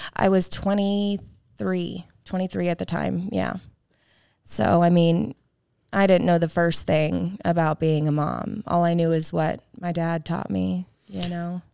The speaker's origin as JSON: {"language": "English", "town": "Apopka", "region": "Florida", "country": "United States", "tie": "born or raised there", "said": "I was born in Apopka, Florida"}